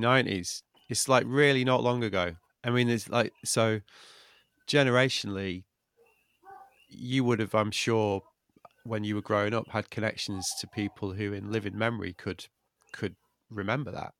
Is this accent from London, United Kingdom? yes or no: no; Manchester, North West England, United Kingdom; I'm from Manchester